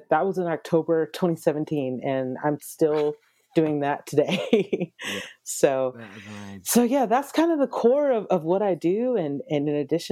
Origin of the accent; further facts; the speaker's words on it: Atlanta, Georgia, United States; moved away; also born or lived in Nashville / Dallas / Los Angeles; I'm originally from Atlanta, Georgia